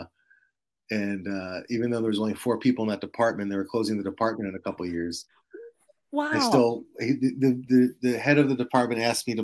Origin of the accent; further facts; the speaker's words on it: New Jersey, United States; I grew up in New Jersey